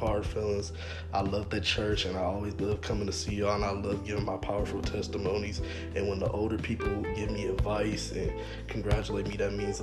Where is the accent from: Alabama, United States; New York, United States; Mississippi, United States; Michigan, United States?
Michigan, United States; Flint; moved away; my hometown of Flint, Michigan